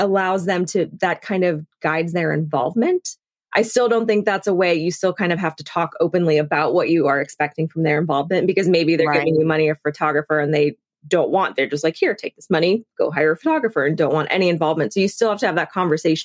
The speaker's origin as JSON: {"language": "English", "region": "the South", "country": "United States", "tie": "born or raised there", "said": "I grew up in the South, so saying thank you to people for like anything is really important"}